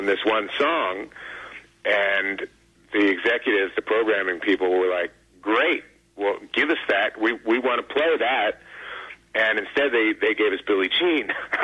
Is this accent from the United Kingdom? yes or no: no; Philadelphia, Pennsylvania, United States; moved away; I grew up in Philly